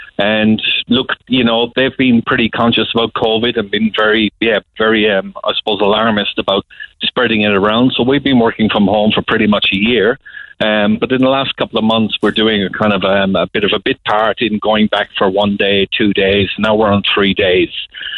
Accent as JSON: {"language": "English", "town": "Cork", "region": "Munster", "country": "Ireland", "said": "You know, I'm from Cork and I've been big into music over my years"}